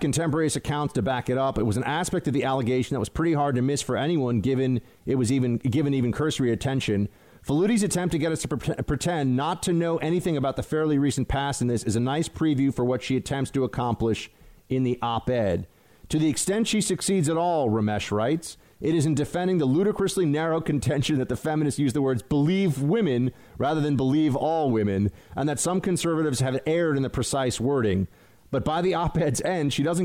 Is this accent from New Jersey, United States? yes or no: no; New York, United States; I'm a New Yorker